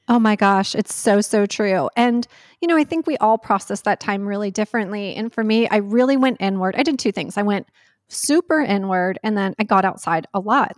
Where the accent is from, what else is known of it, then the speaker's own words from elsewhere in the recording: North Carolina, United States; I grew up in North Carolina